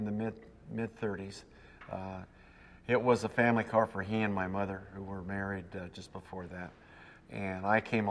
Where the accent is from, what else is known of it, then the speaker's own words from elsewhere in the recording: Los Angeles, California, United States; I was born on August 23rd, 1936, in Los Angeles, so I'm a native